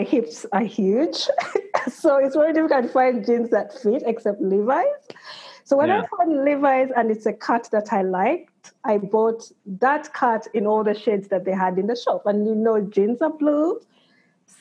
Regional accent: Uganda; now in United Kingdom; I grew up in Uganda, Uganda is mainly a cash economy. And then I moved to the UK

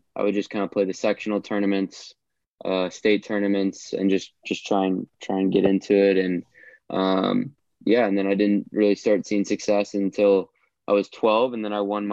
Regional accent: Atlanta, Georgia, United States; guys I grew up with in Atlanta

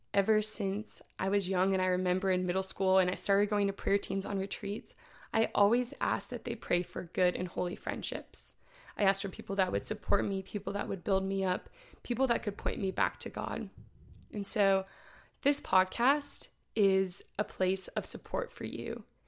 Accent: Indianapolis, Indiana, United States; I'm from Indianapolis, Indiana

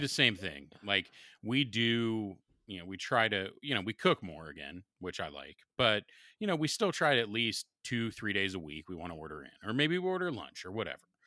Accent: Columbus, Ohio, United States; growing up in Southern Columbus for high school

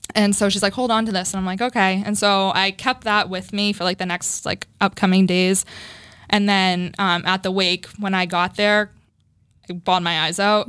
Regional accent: Framingham, Massachusetts, United States; I grew up in Framingham. Mm-hmm. Um, I live in Framingham now, still too

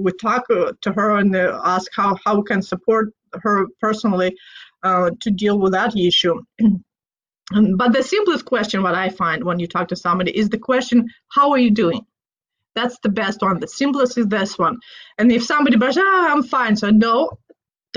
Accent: Moldova; now in Pacific Northwest, United States; I grew up in Moldova. We are a wine country

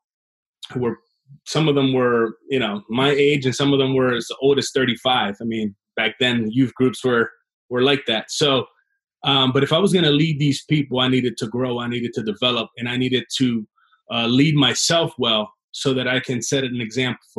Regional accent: Trenton, New Jersey, United States; also born or lived in Chicago, Illinois; Grew up in Trenton, New Jersey

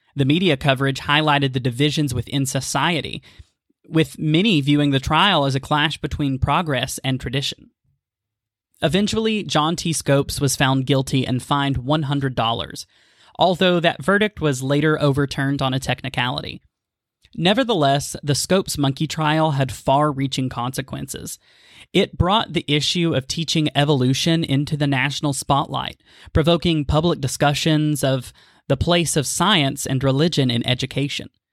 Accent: Maryville, Tennessee, United States; the historic city of Maryville, Tennessee, my hometown.

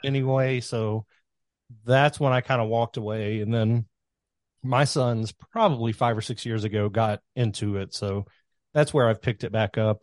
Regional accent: Kentucky, United States; I grew up in Kentucky.

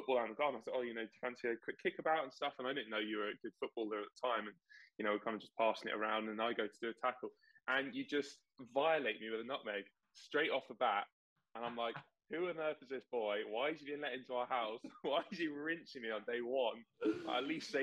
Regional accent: Maidenhead, South East England, United Kingdom; we're obviously both from Maidenhead. So I moved to Maidenhead when I was 8 years old

